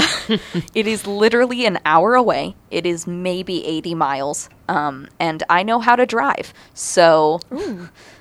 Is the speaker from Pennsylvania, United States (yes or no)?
no; Little Rock, Arkansas, United States; I'm from Little Rock, Arkansas